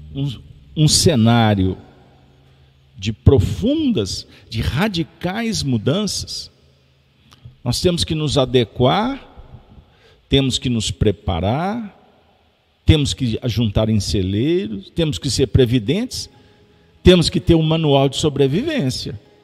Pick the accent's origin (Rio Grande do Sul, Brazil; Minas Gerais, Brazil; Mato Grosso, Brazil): Minas Gerais, Brazil; also born or lived in Belo Horizonte